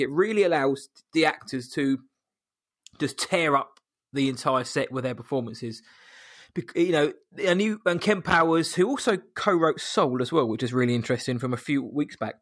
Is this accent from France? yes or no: no; England, United Kingdom; from England